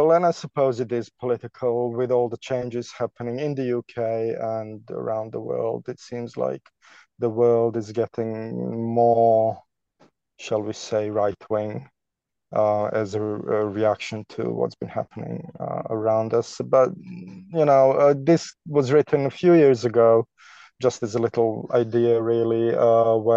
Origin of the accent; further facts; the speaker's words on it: Canada; moved away as an adult; also born or lived in Toronto, Canada; now in London, United Kingdom; We're both Canadian